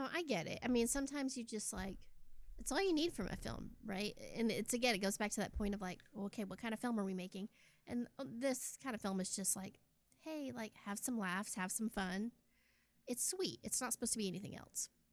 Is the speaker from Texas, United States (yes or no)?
yes; Texas, United States; also born or lived in Austin; I'm from Texas